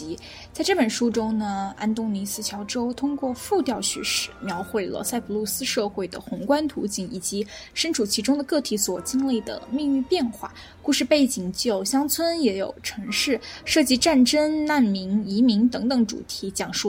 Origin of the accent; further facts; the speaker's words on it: China; 我们作为中国人啊